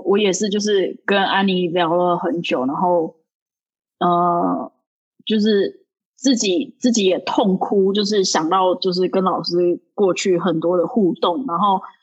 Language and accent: Chinese; Taiwan; moved away as an adult; now in New York, United States; 我是台湾人